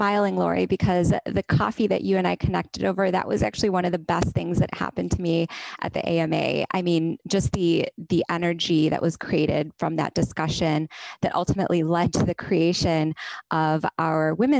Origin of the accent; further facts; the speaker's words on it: India; raised in a male-dominated culture, but also professionally, I've always been the minority, whether it's as an Indian woman or just as a woman generally.